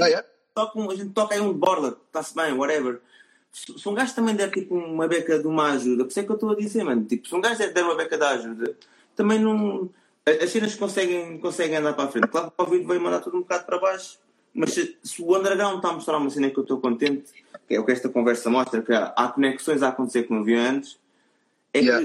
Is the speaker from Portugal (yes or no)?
yes; Almada, Setúbal, Portugal; Eu sou da Almada